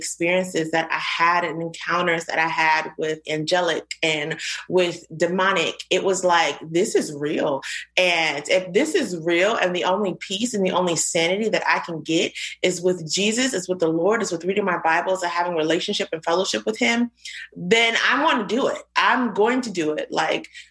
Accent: Virginia, United States; also born or lived in Queens, New York; I was born in Queens, New York. I moved to Virginia a couple of years later

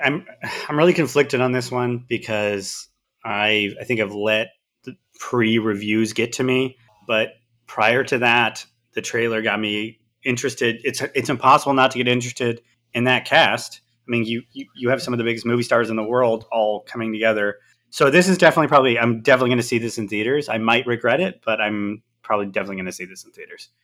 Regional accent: Southern Oregon, United States; I'm from Oregon. There's no team in Oregon. There's no, in, in Southern Oregon, there's not really any team even close to me.

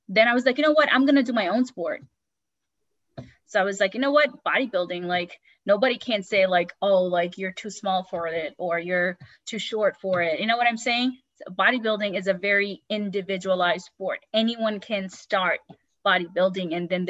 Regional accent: Bangladesh; also born or lived in New York, United States; now in California, United States; growing up in Bangladesh

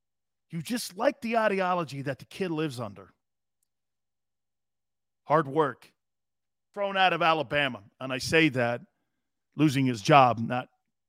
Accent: Montreal, Quebec, Canada; Love your show. I'm from Montreal.

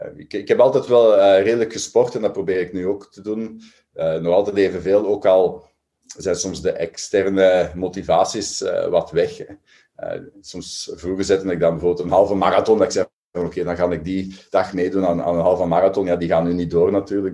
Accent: Belgium; we als Belgen

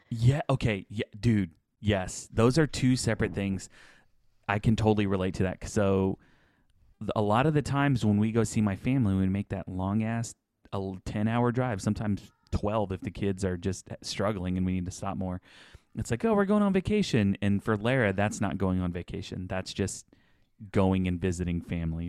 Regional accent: Houston, Texas, United States; also born or lived in Channelview, Texas; we moved from Channel View to, like, the south side of Houston

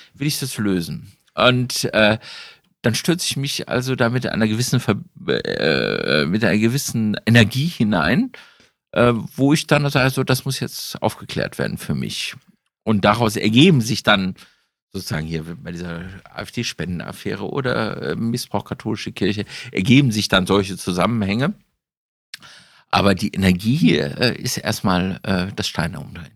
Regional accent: Düsseldorf, North Rhine-Westphalia, Germany; wir kommen ja beide aus Düsseldorf

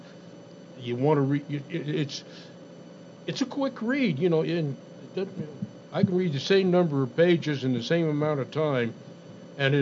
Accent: New Mexico, United States; I grew up in New Mexico

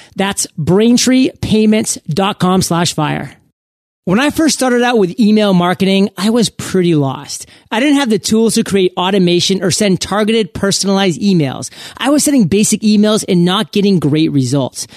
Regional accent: Maine, United States; also born or lived in Providence, Rhode Island / Boston, Massachusetts; now in West Coast, United States; I grew up in Maine, went to Providence College in Rhode Island, actually lived in Boston

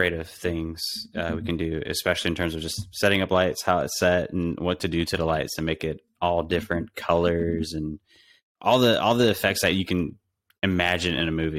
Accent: Atlanta, Georgia, United States; born or raised there; also born or lived in Palo Alto, California

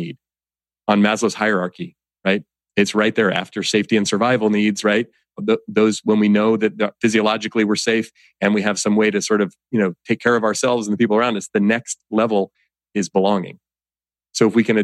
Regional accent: Oakland, California, United States; growing up in Oakland, California, you know, raised by my single mom

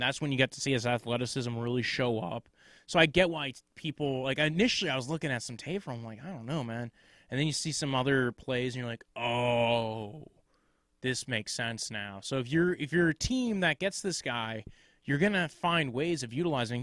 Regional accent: New York area, United States; I'm from the New York area

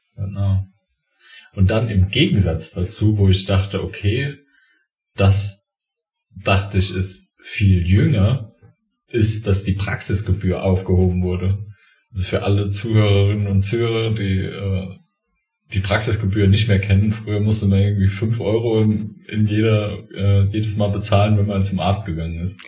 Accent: Saarland, Germany; Bei uns im Saarland

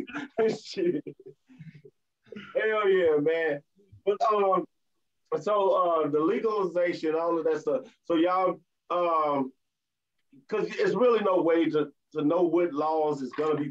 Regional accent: United States; I'm American Haitian, but at the same time, I've been in America all my life

